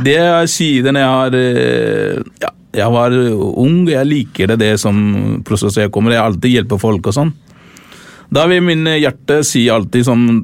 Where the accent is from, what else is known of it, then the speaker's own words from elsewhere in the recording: Sri Lanka; Norwegian is a second language; now in Oslo, Norway; Jeg kommer fra Sri Lanka, faktisk. Jeg er tamil